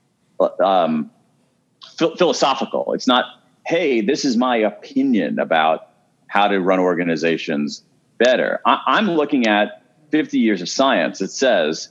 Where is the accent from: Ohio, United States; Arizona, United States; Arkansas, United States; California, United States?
Ohio, United States; Columbus; I grew up in Columbus, Ohio. I am a Midwesterner